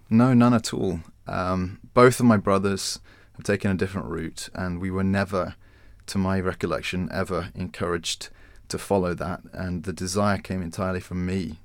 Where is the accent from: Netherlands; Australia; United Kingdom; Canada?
United Kingdom; Winchester, South East England; now in London, United Kingdom; I'd grown up in Winchester